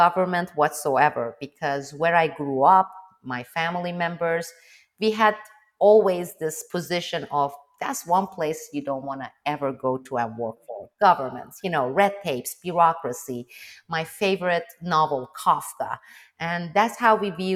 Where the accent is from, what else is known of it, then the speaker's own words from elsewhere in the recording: Istanbul, Turkey; first language Turkish; English is a second language; moved away as an adult; also born or lived in Iran / Azerbaijan; now in Naples, United States; I'm from Turkey, Istanbul, used to be Constantinople